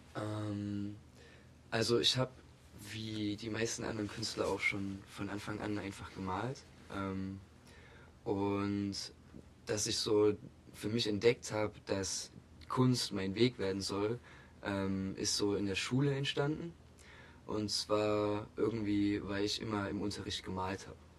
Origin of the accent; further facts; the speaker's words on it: Augustusburg, Saxony, Germany; now in Leipzig, Germany; ursprünglich komme ich aus der Nähe von Chemnitz